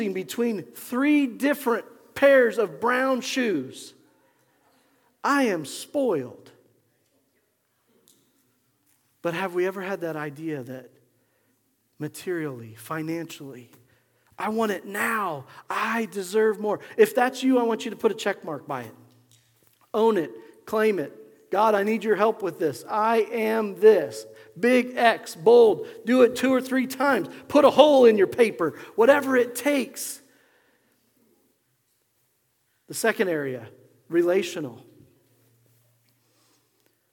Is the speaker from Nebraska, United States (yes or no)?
yes; Nebraska, United States; growing up in Nebraska